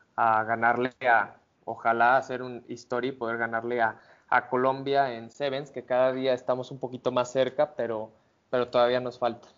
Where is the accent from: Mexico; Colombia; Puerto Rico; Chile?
Mexico; como mexicano